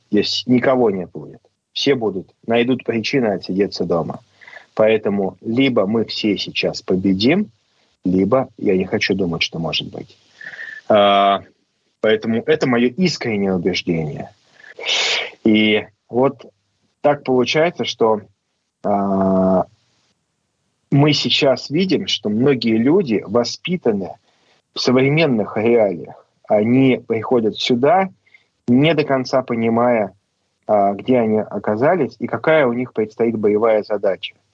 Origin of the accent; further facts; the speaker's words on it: Saint Petersburg, Russia; я же из Петербурга.